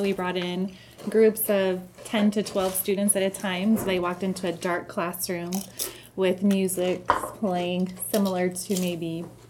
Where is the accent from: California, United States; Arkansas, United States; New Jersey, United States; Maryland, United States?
California, United States; Redlands; Born and raised in Redlands.